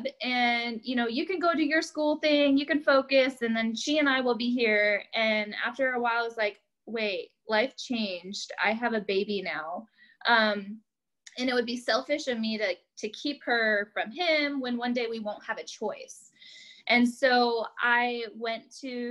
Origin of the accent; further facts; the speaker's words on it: upstate New York, United States; moved away as an adult; also born or lived in Kansas; I'm from New York. Like, I just moved here from New York